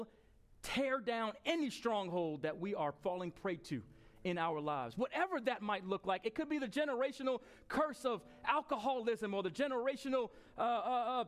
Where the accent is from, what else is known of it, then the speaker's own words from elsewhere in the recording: Long Island, New York, United States; moved away; We were in Long Island a week and a half ago, my hometown